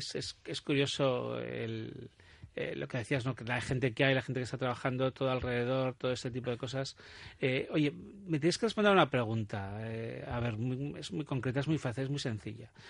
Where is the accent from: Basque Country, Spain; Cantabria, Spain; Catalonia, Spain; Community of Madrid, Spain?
Basque Country, Spain; los vascos sabemos